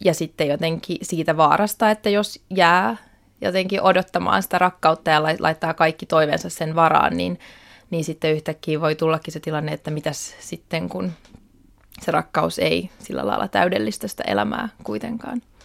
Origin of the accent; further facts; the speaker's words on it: Helsinki, Uusimaa, Finland; Mä oon syntynyt Helsingissä, olen siis kotoisin täältä